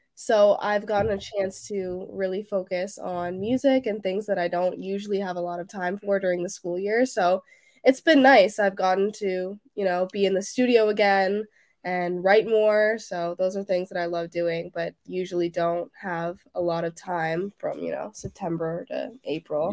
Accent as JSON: {"language": "English", "town": "Toronto", "region": "Ontario", "country": "Canada", "said": "I'm from Toronto, Canada"}